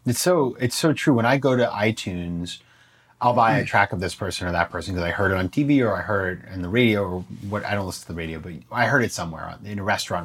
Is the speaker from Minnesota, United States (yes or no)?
no; Maine, United States; my hometown in Maine